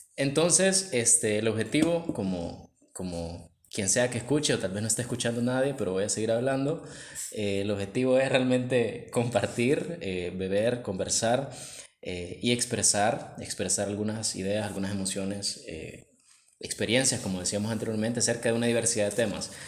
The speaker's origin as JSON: {"language": "Spanish", "town": "Tegucigalpa", "region": "Francisco Morazán", "country": "Honduras", "tie": "born or raised there", "said": "creo que ambos nacimos en Tegucigalpa. Ah, yo nací en el barrio La Guadalupe y pues crecí en el seno de una iglesia"}